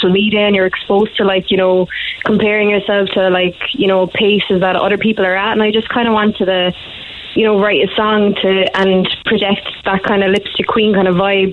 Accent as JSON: {"language": "English", "town": "Newcestown", "region": "Munster", "country": "Ireland", "also_born_or_lived": "Edinburgh, Scotland", "moved": "as an adult", "lives_now": "Glasgow, United Kingdom", "said": "I'm from Newcestown, just outside Bandon."}